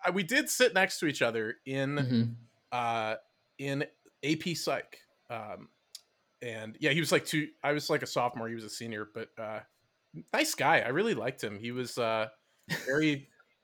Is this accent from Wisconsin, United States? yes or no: yes; Madison, Wisconsin, United States; growing up, early 90s in Madison